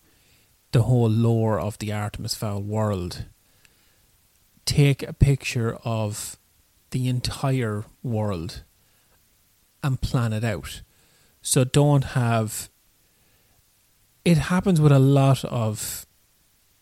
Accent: Ireland; we're Irish

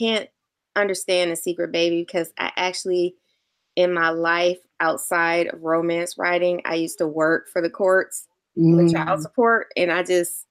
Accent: Michigan, United States; all of my stories take place in Michigan because that's where I'm from

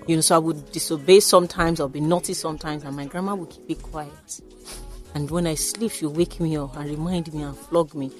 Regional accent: Lagos, Nigeria; born or raised there; also born or lived in Ogun Waterside, Ogun State / London

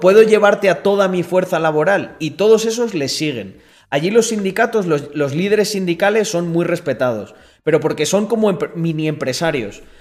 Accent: Spain

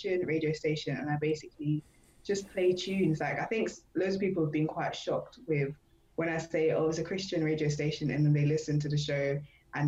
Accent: London, United Kingdom; moved away as an adult; now in Norwich, United Kingdom; I'm from London

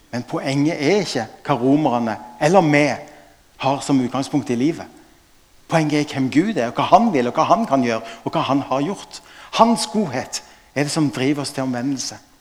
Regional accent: Stavanger, Rogaland, Norway; Jeg er fra Stavanger

